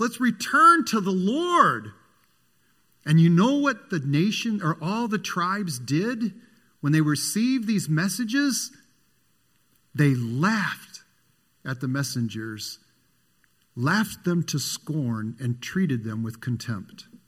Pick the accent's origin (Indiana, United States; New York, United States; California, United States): Indiana, United States; Michigan City; when I was a little boy, I grew up in Michigan City, Indiana